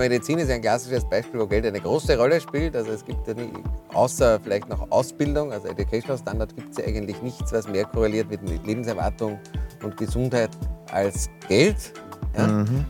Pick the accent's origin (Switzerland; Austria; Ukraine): Austria; moved away as an adult; also born or lived in Cambridge, Massachusetts / New York / Frankfurt / London; Ich bin in Speckgürtel von Wien geboren, bin dort zur Schule gegangen